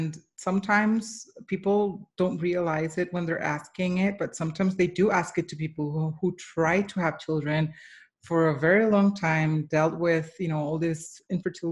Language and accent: English; Colombia; I am Colombian. I was born and raised in Colombia.